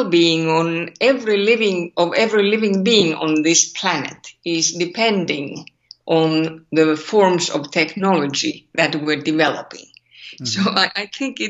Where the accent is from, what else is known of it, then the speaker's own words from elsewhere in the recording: Finland; accent: Finnish; English is a second language; my terrible Finnish accent